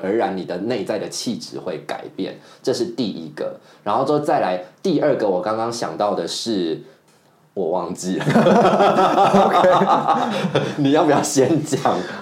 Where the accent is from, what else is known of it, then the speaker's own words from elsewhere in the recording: central and southern Taiwan, Taiwan; now in Taipei, Taiwan; 我就是中南部的小孩